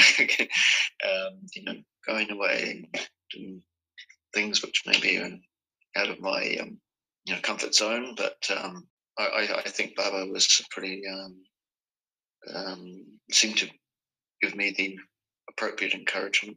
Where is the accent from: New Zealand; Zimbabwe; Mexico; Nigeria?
New Zealand; Auckland; moved away as an adult; also born or lived in Australia / Sweden / South America; I was born in Auckland